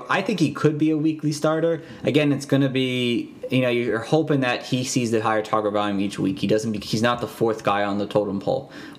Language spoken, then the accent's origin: English; New Jersey, United States; we're both from Jersey here